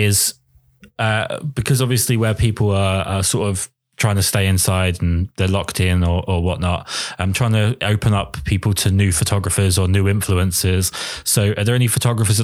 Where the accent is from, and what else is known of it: England, United Kingdom